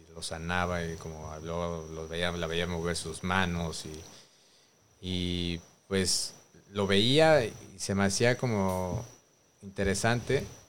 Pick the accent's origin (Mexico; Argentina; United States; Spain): Mexico; Mexico City; moved away as an adult; Yo nací en Coyoacán, Ciudad de México, en la Gran Tenochtitlán